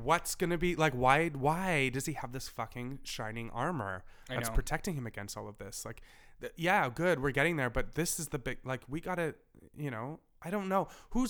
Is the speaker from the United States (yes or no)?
no; Canada; I'm so Canadian.